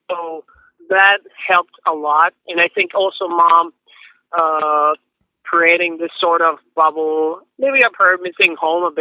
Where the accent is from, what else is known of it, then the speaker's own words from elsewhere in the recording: Mexico City, Mexico; we grew up in Mexico City